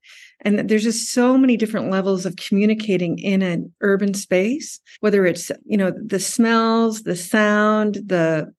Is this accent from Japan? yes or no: yes; Tokyo, Japan; also born or lived in United States; And I grew up in Tokyo.